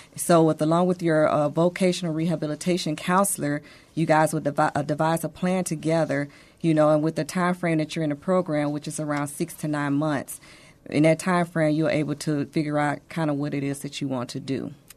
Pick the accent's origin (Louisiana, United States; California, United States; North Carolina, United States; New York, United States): Louisiana, United States; Monroe; now in San Antonio, United States; I am from Monroe, Louisiana, but San Antonio is now my home.